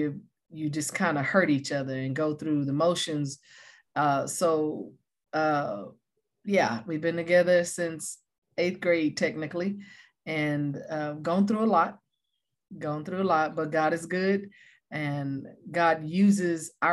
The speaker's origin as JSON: {"language": "English", "town": "Taylor", "region": "Texas", "country": "United States", "tie": "born or raised there", "also_born_or_lived": "Oklahoma", "moved": "as an adult", "lives_now": "California, United States", "said": "We were born and raised in Taylor, Texas"}